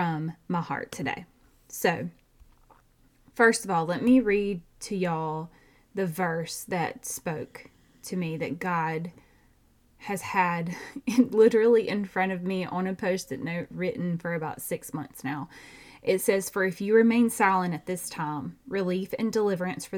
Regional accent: Georgia, United States; I have a twin because I'm from Georgia

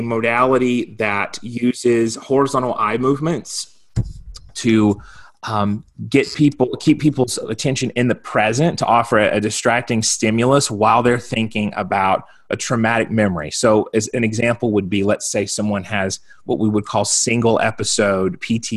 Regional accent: South Carolina, United States; now in Colorado, United States; Originally, I'm from South Carolina. I'm a Southern boy at heart.

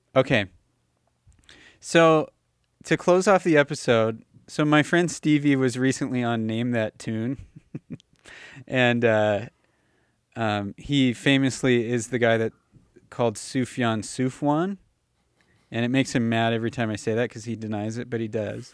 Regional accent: Los Angeles, California, United States; moved away as an adult; now in Calgary, Canada; I moved out of Los Angeles when I was eighteen

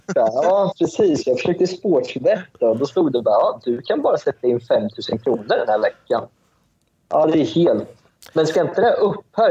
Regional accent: Sweden; moved away as an adult; now in Malaysia; Jag är ju, jag är ju född i Sverige, men jag är ju uppväxt eh, och uppväxt i Sverige

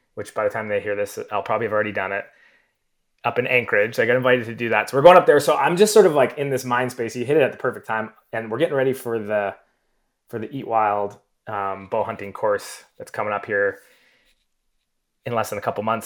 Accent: Southern Alberta, Canada; I grew up in Southern Alberta.

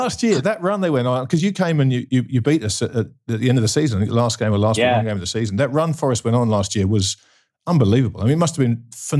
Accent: England, United Kingdom; as an Englishman

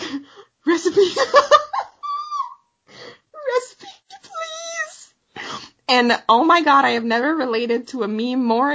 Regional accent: Canada; We're Canadian

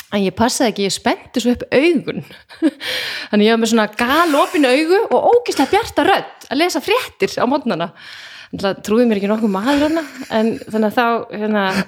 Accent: Garðabær, Capital Region, Iceland; þetta var raunverulega sveit þegar ég ólst upp, ég ólst upp á sagt, no, hérna, garða, ekki garðaholtinu þannig upp á raunsholtinu

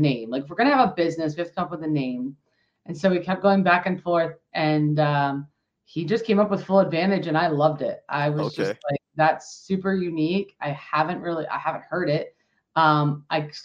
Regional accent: Allentown, Pennsylvania, United States; I'm from Pennsylvania, Allentown, Pennsylvania, not too far from Philly and not too far from New York, which is a great location. Born and raised here

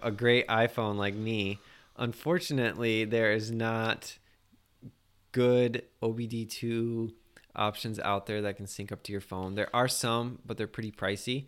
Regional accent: Iowa, United States; moved away; I enjoy the state. It's my home state.

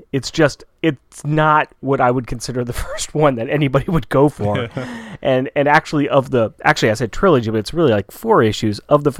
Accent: West Coast, United States; We're from the West Coast.

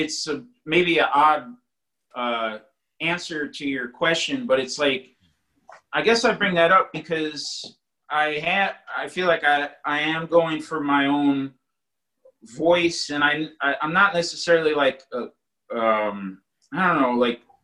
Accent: East Coast, United States; growing up on the East Coast

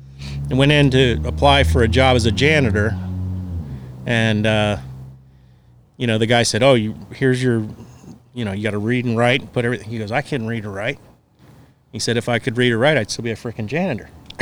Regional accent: South Florida, United States; I grew up in South Florida, and I grew up going to the Bahamas my whole life.

